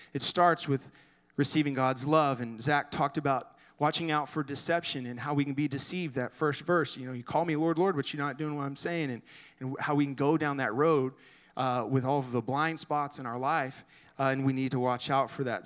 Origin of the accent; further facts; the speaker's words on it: Garland, Texas, United States; I grew up in Garland, went to high school there